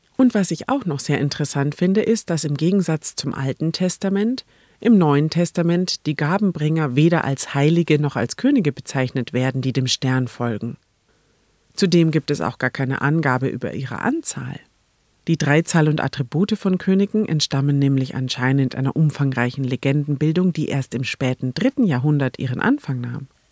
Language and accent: German; Neumarkt in der Oberpfalz, Bavaria, Germany; als Kind, war die Krippenausstellung im Reitstadel in meiner Heimatstadt Neumarkt in der Oberpfalz